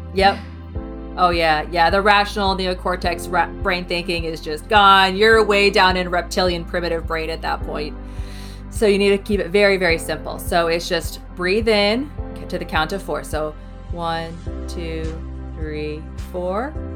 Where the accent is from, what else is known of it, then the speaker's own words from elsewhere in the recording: Iowa, United States; now in Omaha, United States; originally I'm from Iowa